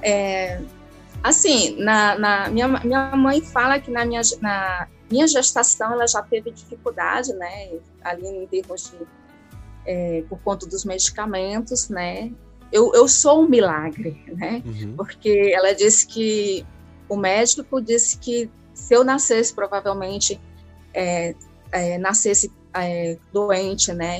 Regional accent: Ararendá, Ceará, Brazil; eu sou de Ararendá

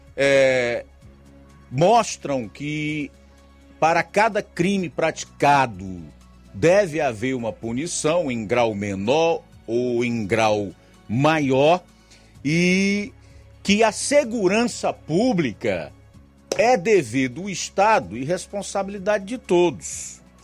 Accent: Ceará, Brazil; Todos nós somos cearenses, portanto, nordestinos

